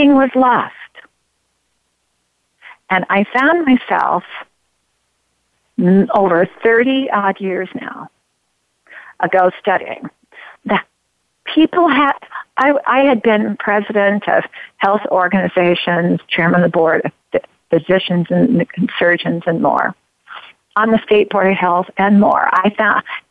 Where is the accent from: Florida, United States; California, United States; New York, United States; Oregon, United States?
Oregon, United States; Grants Pass; I'm from Oregon. I'm from Grants Pass, Oregon. I love Grants Pass, Oregon.